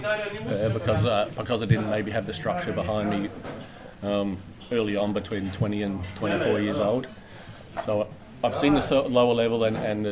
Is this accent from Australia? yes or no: yes; Australia; as an Australian player